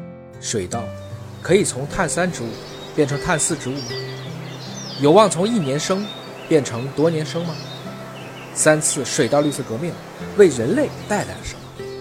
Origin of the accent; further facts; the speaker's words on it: China; 欧洲人喜欢小麦，美国人中意玉米。作为中国人，今天我们来聊聊道。